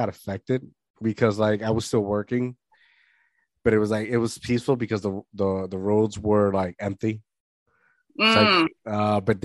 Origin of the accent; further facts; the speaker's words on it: Puerto Rico; I'm half Puerto Rican. I grew up in Puerto Rico